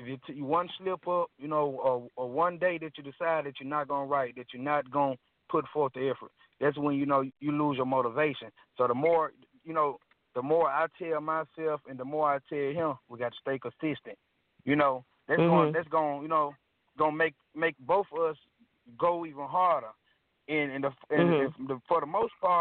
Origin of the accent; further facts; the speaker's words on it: Mississippi, United States; I was born and raised in Mississippi